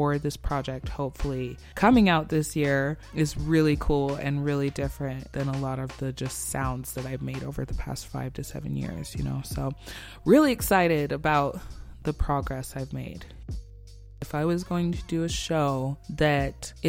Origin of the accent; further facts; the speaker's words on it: Salt Lake City, Utah, United States; I'm born and raised in Salt Lake